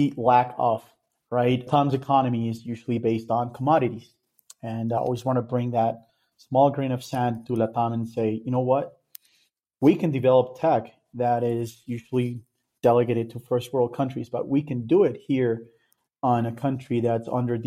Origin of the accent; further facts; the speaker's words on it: Colombia; moved away as an adult; also born or lived in Daytona Beach, United States; I'm from Colombia